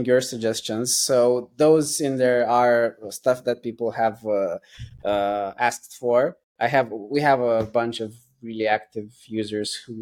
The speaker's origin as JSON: {"language": "English", "region": "London", "country": "United Kingdom", "said": "I'm from London"}